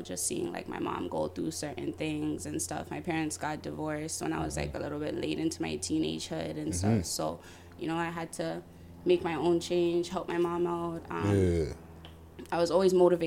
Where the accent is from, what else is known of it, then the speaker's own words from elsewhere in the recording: Toronto, Ontario, Canada; I'm from Jane, like Jane and Lawrence